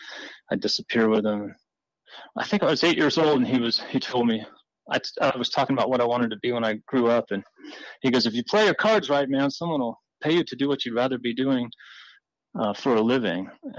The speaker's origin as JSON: {"language": "English", "region": "Florida", "country": "United States", "tie": "born or raised there", "also_born_or_lived": "Chesapeake Bay", "said": "and I was born on Chesapeake Bay. And shortly after that, we moved to Florida, but my dad was a fanatical hunter"}